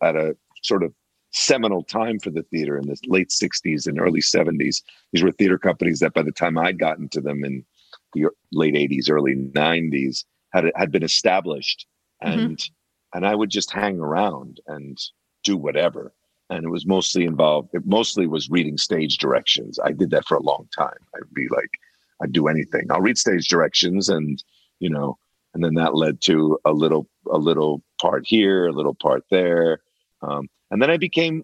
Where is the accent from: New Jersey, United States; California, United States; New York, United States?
New Jersey, United States; Where I grew up in New Jersey, there were a lot of factories, industry there